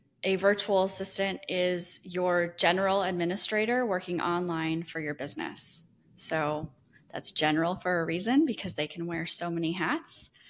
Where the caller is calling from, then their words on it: Destin, Florida, United States; Yeah, I'm in Destin, Florida. It's a small beach town in the panhandle of Florida.